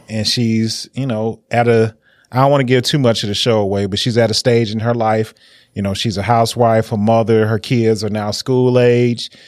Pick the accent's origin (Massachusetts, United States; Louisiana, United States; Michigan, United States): Michigan, United States; Detroit; growing up in Detroit